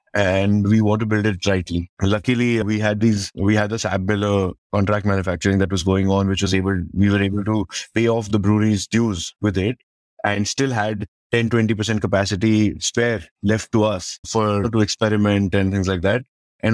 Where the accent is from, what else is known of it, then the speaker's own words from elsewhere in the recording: Chhattisgarh, India; And then we're from Chhattisgarh and nobody expects a beer coming out of Chhattisgarh. We are that remote part of the country where we will only don't expect world-class product or brands to come out.